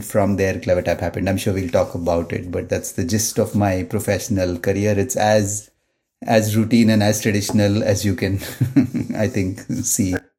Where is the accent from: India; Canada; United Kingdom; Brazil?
India; Mumbai, Maharashtra; moved away as an adult; Born and brought up in Mumbai. Uh, I did my, you know, sort of first twenty-five years of my life in Mumbai